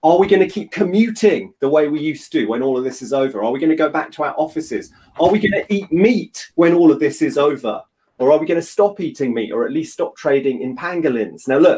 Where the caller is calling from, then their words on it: London, United Kingdom; I'm joining from London, from South London, lockdown London.